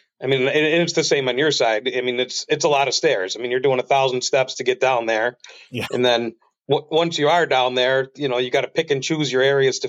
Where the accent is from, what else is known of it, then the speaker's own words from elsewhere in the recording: New York, United States; I'm from the U.S. side. I'm from New York. So if you were over there on Pebbly Beach, I mean, odds are that we were directly across from you. You know, we were fishing the U.S. side from Art Park to the Whirlpool. You know, same thing, grew up down there